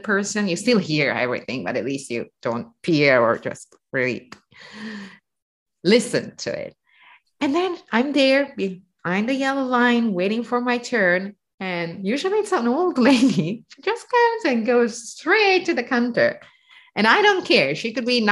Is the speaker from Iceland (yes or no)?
no; northern Italy, Italy; Northern Italians, we are from Austria and France, so a little bit more European.